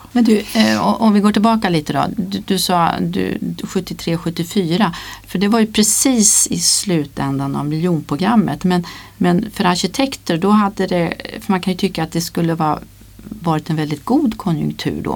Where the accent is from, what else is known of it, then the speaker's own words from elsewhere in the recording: Värmland, Sweden; Jag är från Värmland